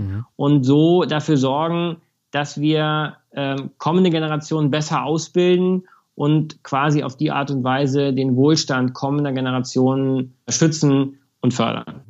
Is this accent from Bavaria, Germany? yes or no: yes; Munich, Bavaria, Germany; München ist meine Heimat natürlich mhm. und der Ort, an dem ich lebe.